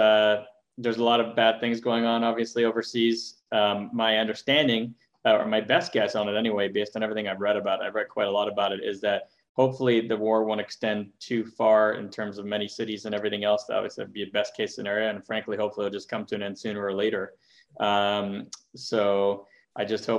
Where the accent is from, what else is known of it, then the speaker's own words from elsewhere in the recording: Montreal, Quebec, Canada; now in California, United States; I grew up in Montreal, so I've been through the tough weather and very cold and snowy weather